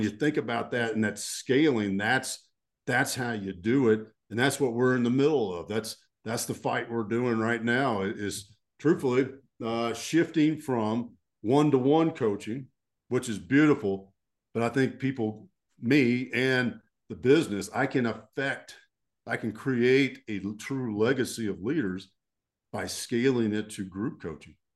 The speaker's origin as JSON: {"language": "English", "town": "Fort Worth", "region": "Texas", "country": "United States", "tie": "born or raised there", "said": "So I grew up in Texas, uh, and I'm a, I'm a deep Texas boy"}